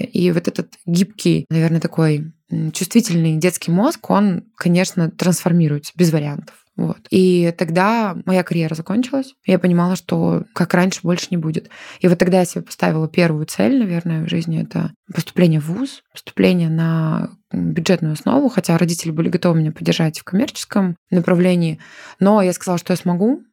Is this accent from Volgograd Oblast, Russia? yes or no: no; Chelyabinsk, Chelyabinsk Oblast, Russia; moved away as an adult; now in Moscow, Russia; родилась и выросла в Челябинске.